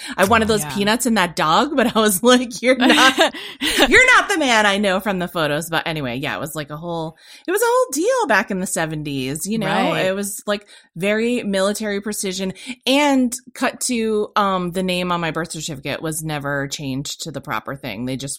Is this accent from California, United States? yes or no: yes; California, United States; born there; I was born in California on Vandenberg Air Force Base, which has recently been renamed Vandenberg Space Force Base.